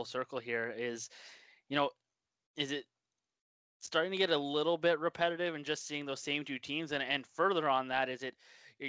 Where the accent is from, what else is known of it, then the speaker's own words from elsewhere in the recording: Penticton, British Columbia, Canada; You're in my hometown where I grew up.